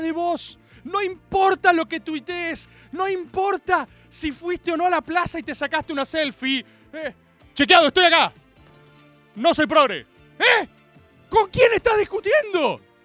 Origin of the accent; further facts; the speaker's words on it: Argentina; como argentinos